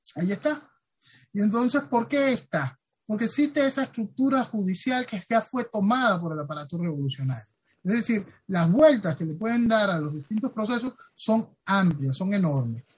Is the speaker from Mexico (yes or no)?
no; Venezuela